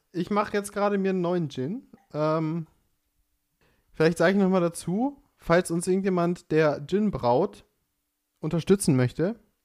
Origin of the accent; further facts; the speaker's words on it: Pfaffenhofen an der Ilm, Bavaria, Germany; Ich komme aus Pfaffenhofen an der Ilm